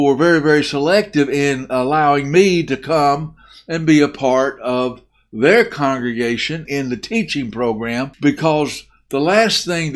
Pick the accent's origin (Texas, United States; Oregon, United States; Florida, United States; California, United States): Texas, United States; Muleshoe; moved away as an adult; also born or lived in Bentonville, Arkansas / Arkansas / Oklahoma / Mississippi; I was raised in the South. I was raised in Arkansas, Texas, and Oklahoma, and mostly in Texas. I went to a little high school called Mule Shoe High School.